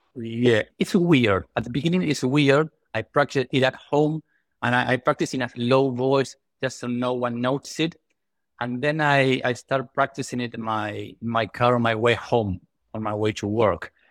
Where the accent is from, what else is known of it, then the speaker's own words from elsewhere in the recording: Buenos Aires, Argentina; English is a second language; I'm from Buenos Aires, Argentina.